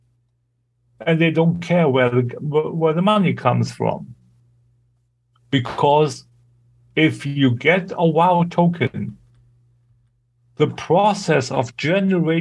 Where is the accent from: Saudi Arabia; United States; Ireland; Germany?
Germany; English is a second language